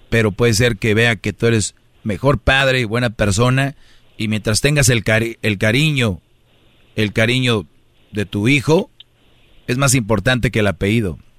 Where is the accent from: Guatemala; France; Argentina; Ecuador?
Guatemala; De Guatemala.